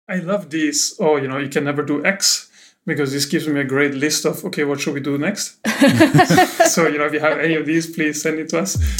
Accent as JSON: {"language": "English", "country": "Austria", "moved": "yes", "said": "I'm from Austria, from Austria, so you can tell it's German."}